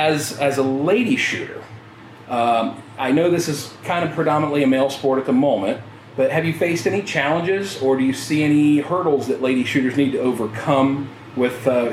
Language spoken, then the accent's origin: English; Ohio, United States; I'm from Ohio